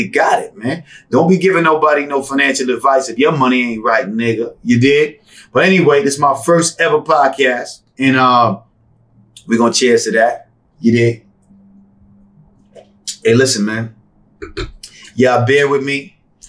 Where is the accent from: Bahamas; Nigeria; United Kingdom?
Bahamas; also born or lived in New York; now in Las Vegas, United States; Growing up in the Bahamas, moving to New York.